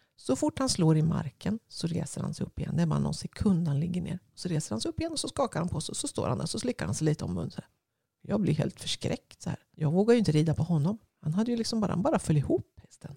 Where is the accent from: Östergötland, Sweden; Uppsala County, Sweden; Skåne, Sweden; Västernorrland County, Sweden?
Östergötland, Sweden; jag är en kvinna från Östergötland